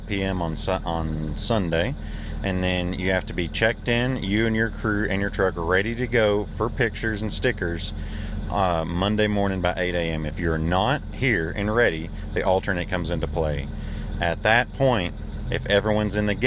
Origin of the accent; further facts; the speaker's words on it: Texas, United States; we're from Texas